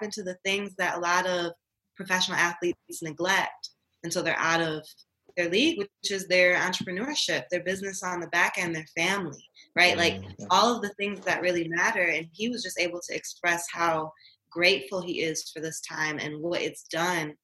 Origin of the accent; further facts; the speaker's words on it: Inkster, Michigan, United States; moved away; I'm originally from Inkster, Michigan